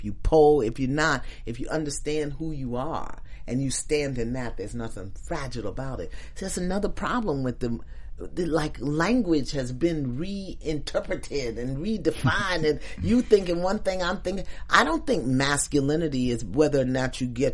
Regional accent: New York City, New York, United States; When I was 12 and 13, and I was bused from Crown Heights, Brooklyn to Flatbush

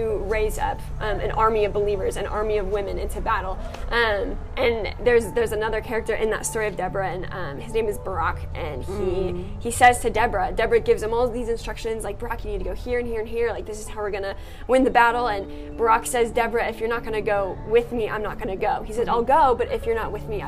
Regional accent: United States; I'm 19 years old. I'm from America.

